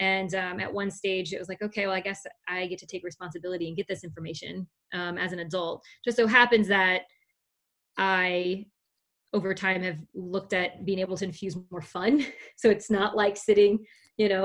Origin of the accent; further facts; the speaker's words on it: South Louisiana, United States; I'm from South Louisiana